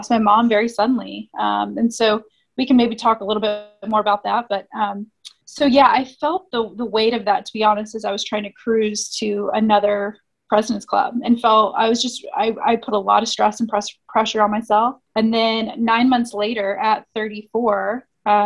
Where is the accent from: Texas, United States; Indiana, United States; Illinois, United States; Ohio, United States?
Indiana, United States; Indianapolis; I am born and raised in Indianapolis, Midwest girl